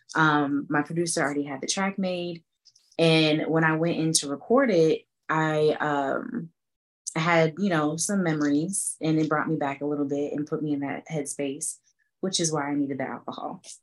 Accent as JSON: {"language": "English", "town": "Atlanta", "region": "Georgia", "country": "United States", "tie": "born or raised there", "also_born_or_lived": "Boston, Massachusetts", "said": "I was born in Boston, Massachusetts, um, but I moved to Atlanta when I was five. So I'm basically from Atlanta."}